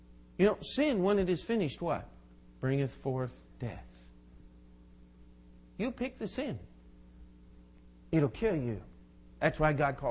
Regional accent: United States; I'm an American

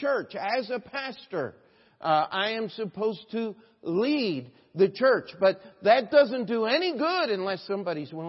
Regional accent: United States; we as an American, as Americans

